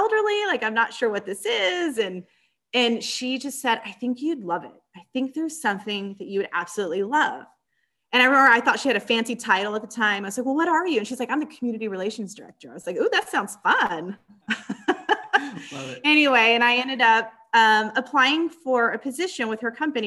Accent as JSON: {"language": "English", "town": "San Antonio", "region": "Texas", "country": "United States", "tie": "born or raised there", "said": "I'm born and raised in San Antonio, Texas"}